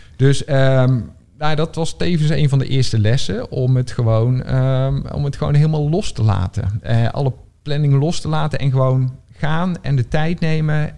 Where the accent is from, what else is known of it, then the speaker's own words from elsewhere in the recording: North Brabant, Netherlands; moved away as an adult; now in Rotterdam, Netherlands; ik ben geen Rotterdammer. Eh, ik, ik kom uit Brabant oorspronkelijk. Ik woon hier bijna tien jaar.